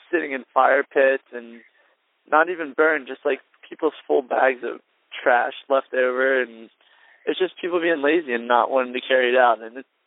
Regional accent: New Jersey, United States; I'm from Jersey.

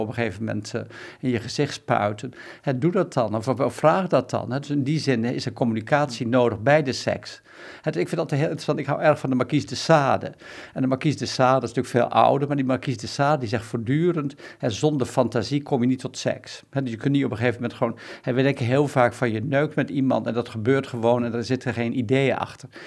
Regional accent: Bedum, Groningen, Netherlands; moved away; ik kom zelf uit Bedum, dat is gewoon een gereformeerd rotdorp

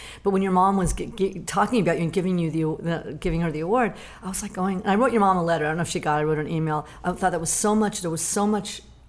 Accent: the Valley, California, United States; I'm from the Valley, so I didn't even know Hollywood.

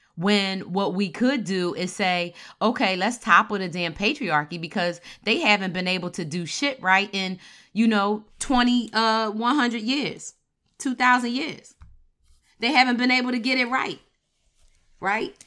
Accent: Philadelphia, Pennsylvania, United States; I'm from Philly

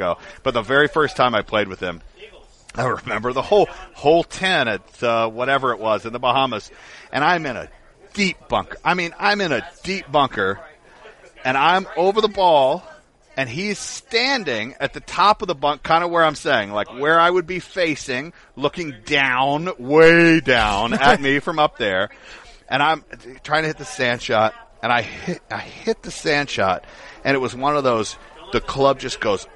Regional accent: Atlanta, Georgia, United States; moved away; I'm originally from Atlanta

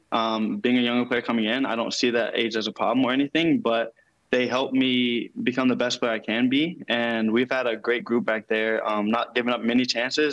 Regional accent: Louisville, Kentucky, United States; I'm from Louisville

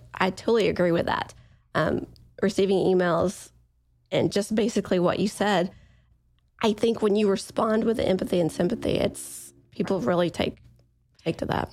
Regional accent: East Coast, United States; I'm from the East Coast

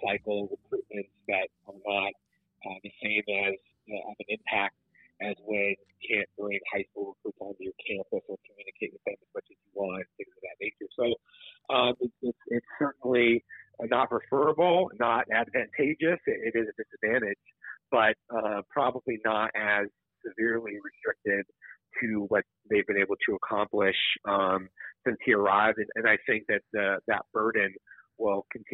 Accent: Los Angeles, California, United States; now in Arizona, United States; I grew up living in Los Angeles, and coming to ASU

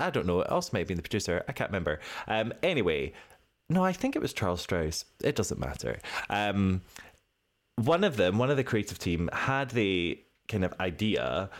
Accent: Scotland, United Kingdom; me as a Scottish

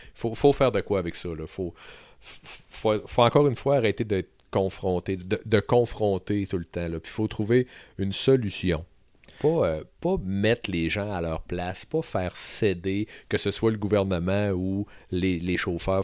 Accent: Sainte-Marie, Quebec, Canada; je suis un gars qui a grandi à Sainte-Marie-de-Beauce.

